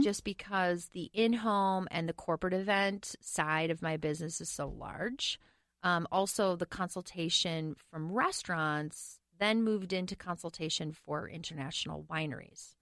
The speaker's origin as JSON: {"language": "English", "town": "Medford", "region": "Wisconsin", "country": "United States", "tie": "born or raised there", "also_born_or_lived": "Oregon", "moved": "yes", "lives_now": "Minneapolis, United States", "said": "I did grow up in Wisconsin"}